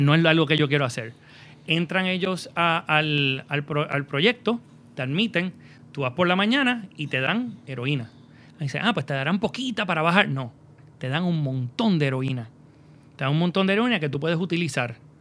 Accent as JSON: {"language": "Spanish", "country": "Puerto Rico"}